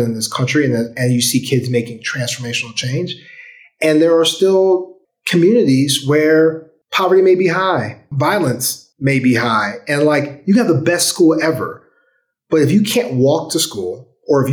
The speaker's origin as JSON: {"language": "English", "town": "St. Louis", "region": "Missouri", "country": "United States", "tie": "born or raised there", "said": "When I grew up in St. Louis in the 90s, in the 80s and 90s, St. Louis had busing"}